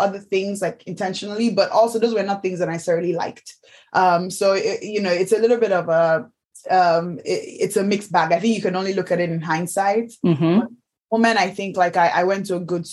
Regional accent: Nigeria; moved away as an adult; now in United Kingdom; I'm Nigerian.

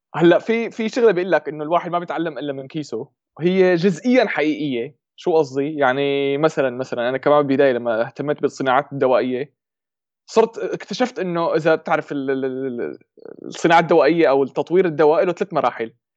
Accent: Syria; accent: Shami (Levantine); moved away as an adult; now in Germany; من سوريا يمكن باين من لهجتي فورا شامي

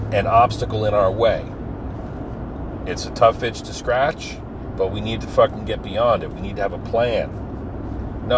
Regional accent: New Jersey, United States; These guys I grew up with in Jersey

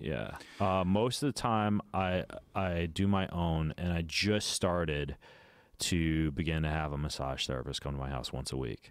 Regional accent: Idaho, United States; I grew up in Lucid, Idaho

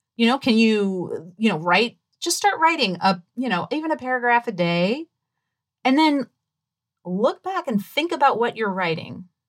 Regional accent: New Orleans, Louisiana, United States; I grew up in New Orleans, Louisiana, and it is very Southern

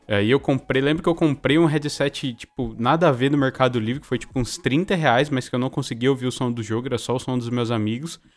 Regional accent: São Paulo, Brazil; eu sou de São Paulo, né? Nasci em São Paulo

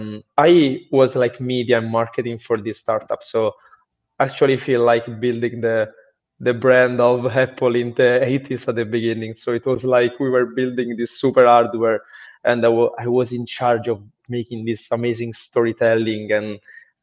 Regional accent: Rome, Lazio, Italy; moved away as an adult; I'm from Rome, Italy

